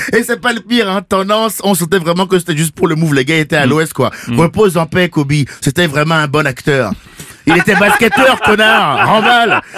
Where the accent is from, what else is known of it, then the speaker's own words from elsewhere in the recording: Benin; je viens du Bénin, le pays du vaudou